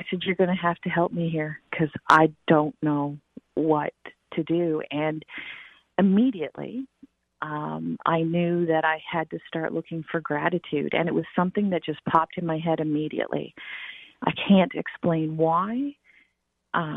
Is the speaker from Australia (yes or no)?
no; Newfoundland and Labrador, Canada; I grew up on an island in the North Atlantic